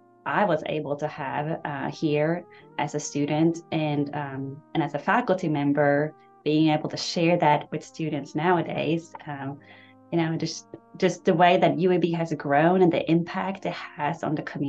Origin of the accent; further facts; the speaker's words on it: Stockholm, Stockholm County, Sweden; moved away as an adult; now in Birmingham, United States; my hometown of Stockholm